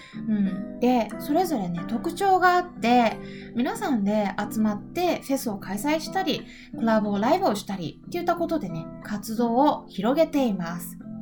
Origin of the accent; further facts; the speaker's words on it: Japan; 私は日本人です